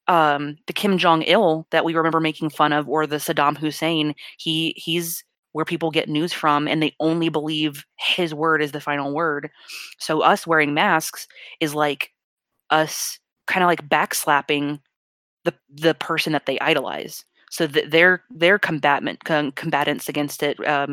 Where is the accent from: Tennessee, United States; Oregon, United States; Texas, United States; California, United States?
Texas, United States; moved away; they are in my home state